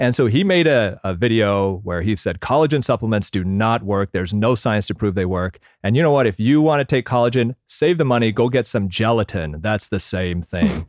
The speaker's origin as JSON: {"language": "English", "region": "Michigan", "country": "United States", "tie": "born or raised there", "said": "I grew up in Michigan"}